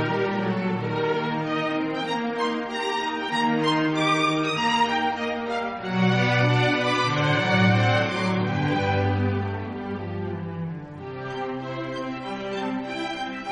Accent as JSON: {"language": "English", "town": "Liverpool", "region": "North West England", "country": "United Kingdom", "tie": "born or raised there", "said": "the Royal Liverpool Philharmonic Orchestra, of course, my hometown orchestra"}